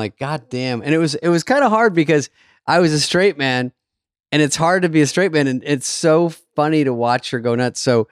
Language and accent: English; Bloomfield Hills, Michigan, United States; I'm from Bloomfield Hills